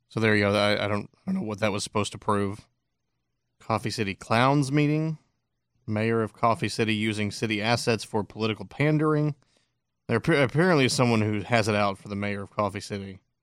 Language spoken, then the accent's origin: English; Parker County, Texas, United States; moved away; I grew up in Parker County, which was dry my entire life